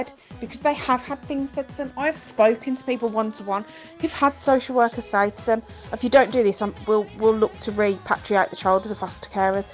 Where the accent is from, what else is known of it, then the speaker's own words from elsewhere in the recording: Ireland; I'm also Irish